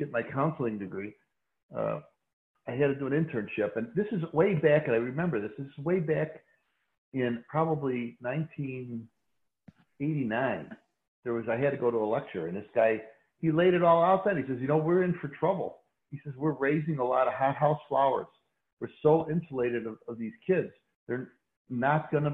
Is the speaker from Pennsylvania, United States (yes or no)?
no; Chicago, Illinois, United States; Chicago's a city of neighborhoods, an ethnic neighborhood. And I grew up near the Stockyards when they were still operating, in an old Polish neighborhood, Lithuanian neighborhood